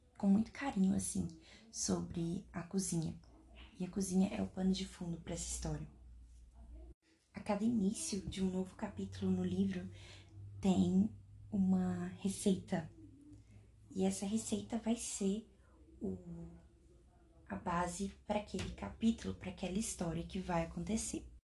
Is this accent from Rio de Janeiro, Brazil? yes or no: no; Minas Gerais, Brazil; sou mineira